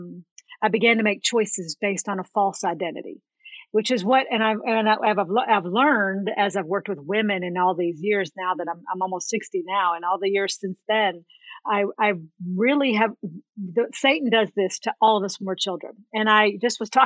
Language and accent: English; right outside of Nashville, Tennessee, United States; I was born and raised in right outside of Nashville, Tennessee